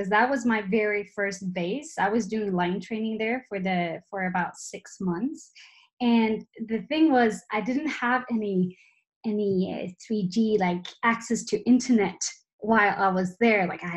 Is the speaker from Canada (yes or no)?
no; Sweden; moved away as an adult; now in Alicante, Spain; I am from Sweden, so I'm Swedish, but this has been my home for the last 1.5 years.